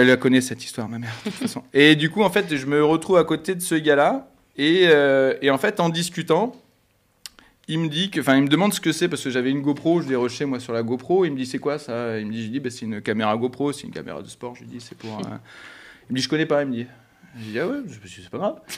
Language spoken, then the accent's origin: French; Bordeaux, Nouvelle-Aquitaine, France; Moi, je suis de Bordeaux.